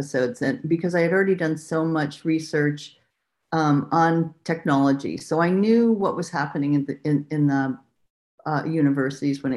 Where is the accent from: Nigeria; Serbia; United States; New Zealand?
United States; California; I'm from California.